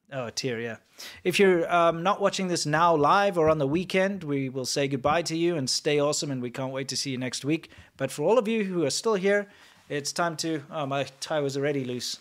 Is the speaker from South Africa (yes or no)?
yes; South Africa; moved away; also born or lived in Shenzhen, China; I'm South African